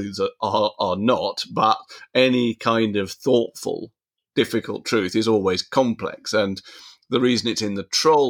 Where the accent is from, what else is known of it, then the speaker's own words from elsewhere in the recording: United Kingdom; strongly as British and a man of a certain age and, you know, a Chelsea fan and all sorts of other things that it's mixed in with.